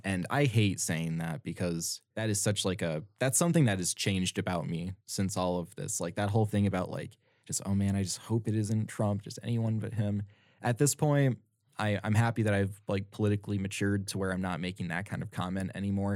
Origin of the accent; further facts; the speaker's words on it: United States; I grew up in America, I'm predisposed to how to engage in this certain way